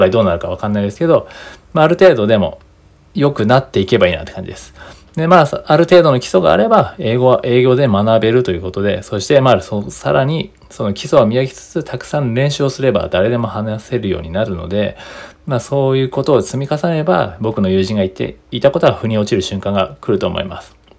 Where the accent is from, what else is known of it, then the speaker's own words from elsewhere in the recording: Japan; first language Japanese; 日本人としての立場